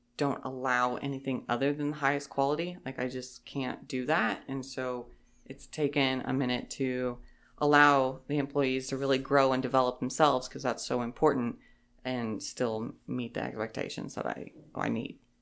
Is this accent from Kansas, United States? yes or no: yes; Holton, Kansas, United States; I am originally from Holton, Kansas. That's where I grew up.